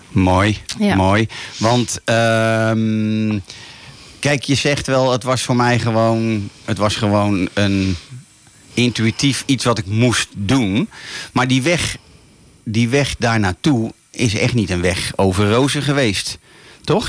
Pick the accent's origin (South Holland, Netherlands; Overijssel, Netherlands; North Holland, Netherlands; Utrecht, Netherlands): North Holland, Netherlands; Laren; Hier vanuit de studio in het altijd mooie Laren, Noord-Holland. Mijn geboortedorp